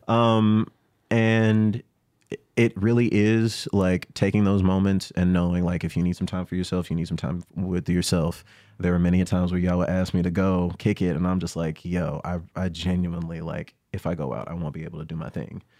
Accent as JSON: {"language": "English", "region": "the South", "country": "United States", "tie": "born or raised there", "said": "I grew up in the South"}